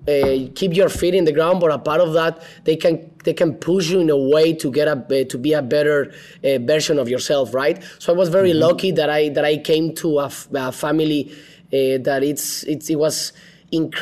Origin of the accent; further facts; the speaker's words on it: Mexico City, Mexico; English is a second language; moved away as an adult; also born or lived in Guadalajara / Manchester; now in Los Angeles, United States; I was born and raised in Mexico City